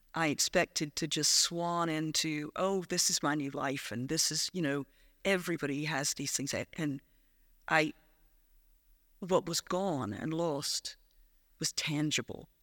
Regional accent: South Carolina, United States; moved away as an adult; also born or lived in Prestwick, Ayrshire / Falkirk / Dunblane; now in Scotland; I grew up in South Carolina

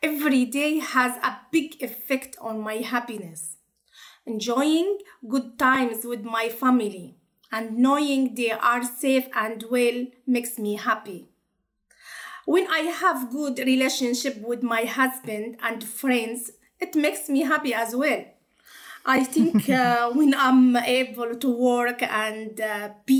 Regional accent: Iraq; English is a second language; moved away as an adult; now in Newcastle, United Kingdom; I'm from Iraq

